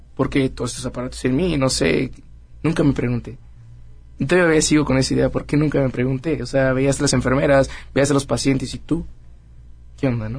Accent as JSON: {"language": "Spanish", "region": "Querétaro", "country": "Mexico", "tie": "born or raised there", "said": "Nací en Querétaro."}